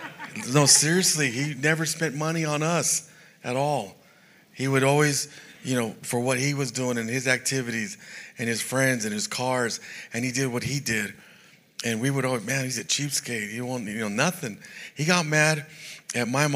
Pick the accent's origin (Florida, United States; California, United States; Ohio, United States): California, United States; San Jose; I was raised in San Jose, California